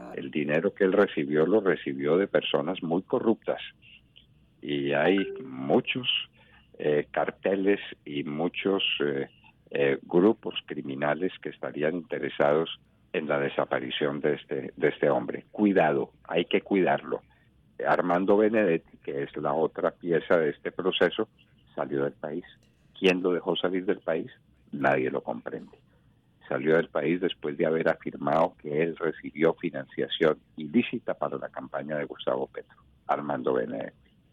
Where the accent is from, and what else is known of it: Colombia